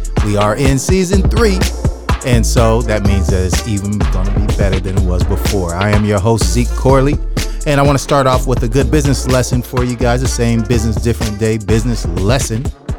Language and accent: English; San Jose, California, United States; You know, I grew up in San Jose.